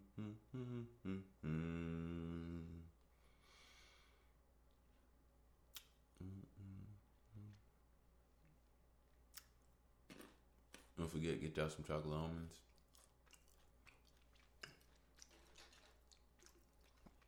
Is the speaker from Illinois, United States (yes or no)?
yes; Chicago, Illinois, United States; I'm from Southside Chicago